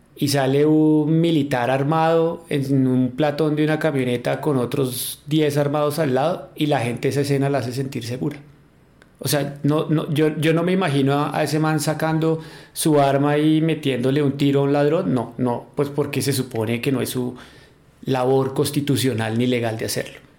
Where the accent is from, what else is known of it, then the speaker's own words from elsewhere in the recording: Colombia; nos íbamos los colombianos